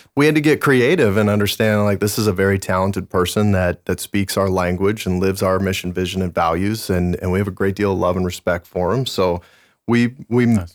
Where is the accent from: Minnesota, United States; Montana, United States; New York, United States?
Montana, United States; moved away; I was born and raised in Montana